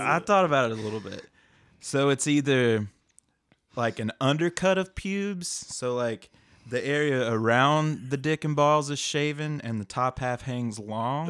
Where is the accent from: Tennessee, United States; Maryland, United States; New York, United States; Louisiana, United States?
Tennessee, United States; outside of Knoxville; I'm from, uh, little town outside of Knoxville, hidden by some dogwood